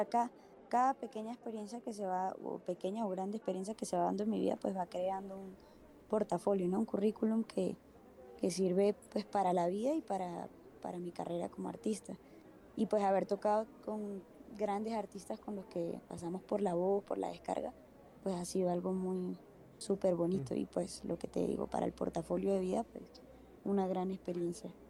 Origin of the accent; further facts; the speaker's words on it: Venezuela; moved away as an adult; now in Bogotá, Colombia; yo soy venezolana, eh, llevo ya igual como 8 o 9 años casi acá en Bogotá, Colombia